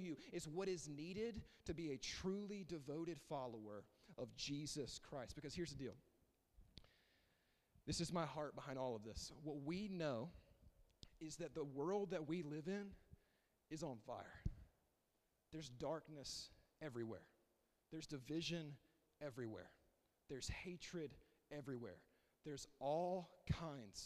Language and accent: English; the South, United States; I grew up here. I grew up in the South